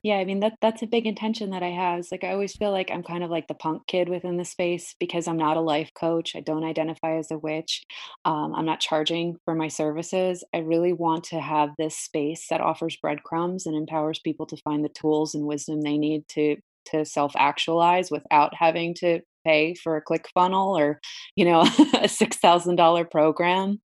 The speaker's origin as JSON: {"language": "English", "town": "Brielle", "region": "New Jersey", "country": "United States", "tie": "born or raised there", "said": "I grew up in Brielle, uh, it's a little shore town, um, in, in Jersey"}